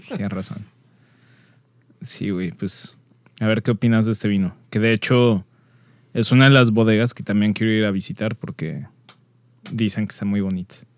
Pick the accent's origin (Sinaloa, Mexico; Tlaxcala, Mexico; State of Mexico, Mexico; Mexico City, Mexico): State of Mexico, Mexico; Metepec; la prepa en Toluca, bueno, en Metepec